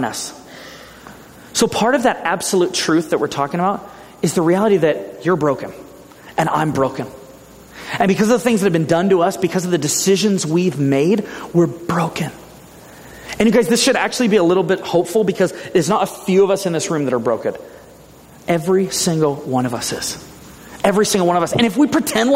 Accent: Ventura, California, United States; moved away; my hometown in Ventura

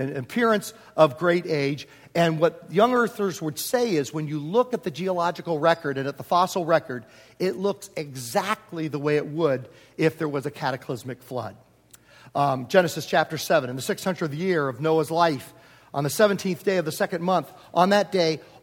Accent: Virginia, United States; also born or lived in Homer, New York / Prince George, Virginia; now in Southern California, United States; I grew up in Virginia

